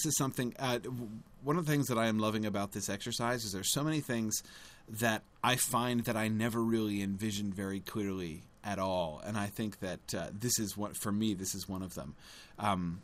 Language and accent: English; United States; being an American